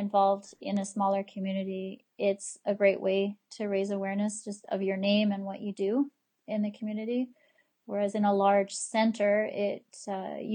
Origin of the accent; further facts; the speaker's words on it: the Kootenays, British Columbia, Canada; also born or lived in Alberta; now in Cranbrook, Canada; I'm from the Kootenays. I've lived here most of my life, but I actually moved to Alberta for 10 years